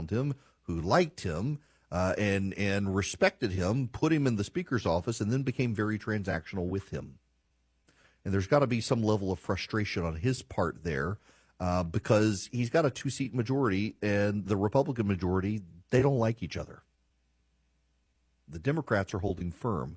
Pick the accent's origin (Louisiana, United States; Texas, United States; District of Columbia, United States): Louisiana, United States; moved away as an adult; now in Georgia, United States; I love my home state. I live in Georgia and have for 20 years, but I love my home state of Louisiana.